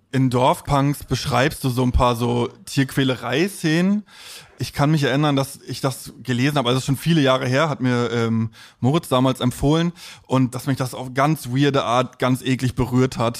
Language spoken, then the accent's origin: German; East Germany, Germany; in der Nachwendezeit in einem Plattenbauviertel im, im Osten aufgewachsen